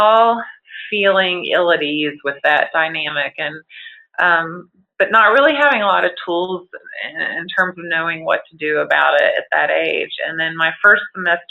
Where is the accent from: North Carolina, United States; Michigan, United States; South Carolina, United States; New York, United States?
North Carolina, United States; moved away as an adult; also born or lived in Galveston, Texas; my home state of North Carolina